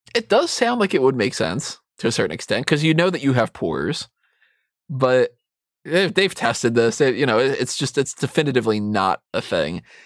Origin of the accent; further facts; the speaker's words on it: United States; as an American